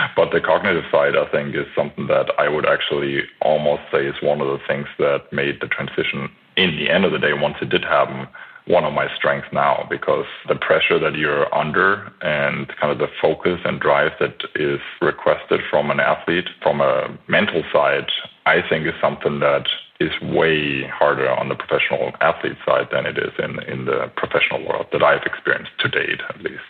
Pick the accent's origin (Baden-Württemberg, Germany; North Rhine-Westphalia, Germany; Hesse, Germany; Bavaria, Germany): Bavaria, Germany; Franconian countryside, near Nuremberg; moved away as an adult; also born or lived in Bamberg / United States / Spain; I'm German American, born in Nuremberg and grew up in the great area of uh, the Franconian countryside and a little village